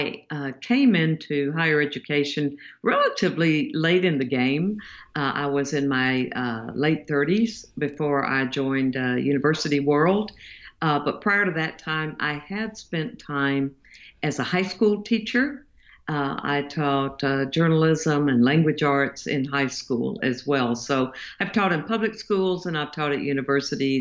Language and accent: English; the South, Southern United States, United States; I'm a Southerner. I live in the United States